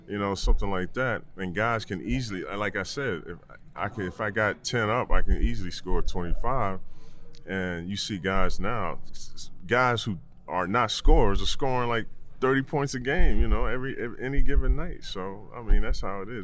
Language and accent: English; New York, United States; I'm a New Yorker